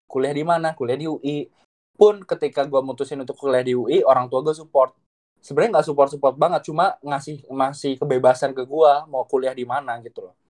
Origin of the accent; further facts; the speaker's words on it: Java, Indonesia; kalau dia tahu kalau gue dari Jawa ada kayak ikatan emosional gitu